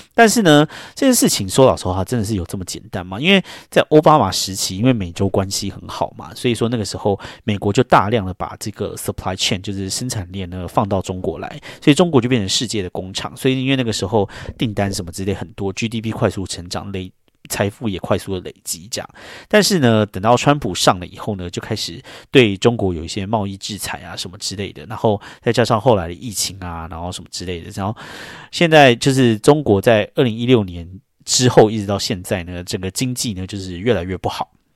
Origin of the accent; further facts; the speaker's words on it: Taiwan; now in New York, United States; 我身为台湾人